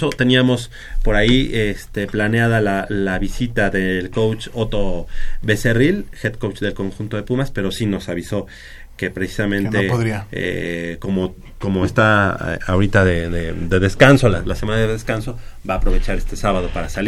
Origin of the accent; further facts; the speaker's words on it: Mexico; somos eh, amigos, somos hermanos mexicanos